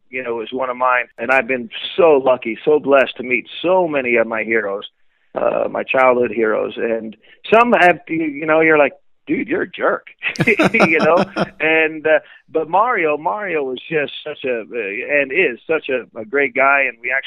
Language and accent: English; Connecticut, United States; I grew up in Connecticut